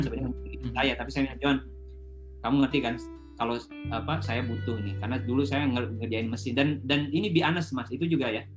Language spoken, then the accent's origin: Indonesian; Indonesia; moved away as an adult; now in Singapore; saya dari Indonesia